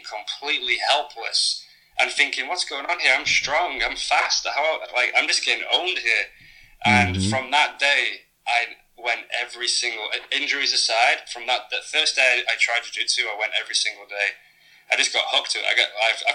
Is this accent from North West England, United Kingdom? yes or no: yes; Preston, North West England, United Kingdom; moved away as an adult; also born or lived in London / Manchester; now in Phuket, Thailand; in my hometown called Preston